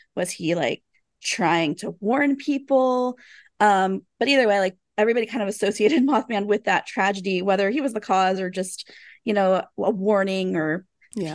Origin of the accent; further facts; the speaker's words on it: Taylorsville, Kentucky, United States; I grew up in Taylorsville, Kentucky, which is really close by Louisville